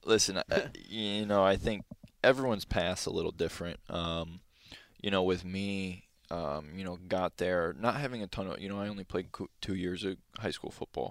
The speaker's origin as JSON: {"language": "English", "town": "Valparaiso", "region": "Indiana", "country": "United States", "tie": "born or raised there", "moved": "yes", "said": "growing up in Valpo"}